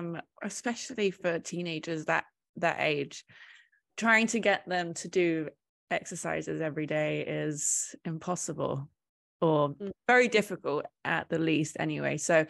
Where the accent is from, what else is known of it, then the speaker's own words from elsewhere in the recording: England, United Kingdom; I'm British and I was diagnosed in England as well.